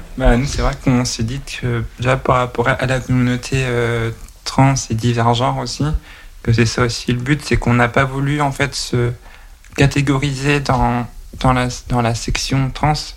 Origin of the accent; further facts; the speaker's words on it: Nantes, Pays de la Loire, France; je suis originaire de Nantes